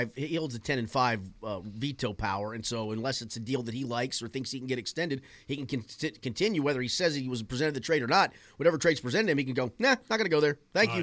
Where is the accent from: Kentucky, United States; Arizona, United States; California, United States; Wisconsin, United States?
Kentucky, United States; growing up in Kentucky's